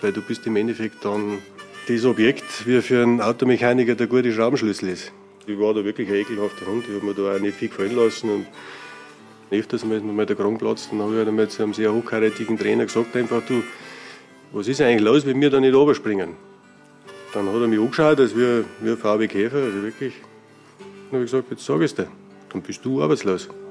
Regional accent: Berchtesgaden, Bavaria, Germany; now in Bischofswiesen, Germany; aus Berchtesgaden, aufgewachsen direkt in Berchtesgaden und wohne jetzt in Bischofswiesen

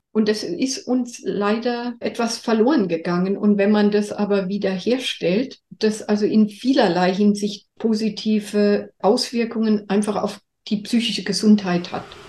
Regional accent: Germany; bei uns in Deutschland

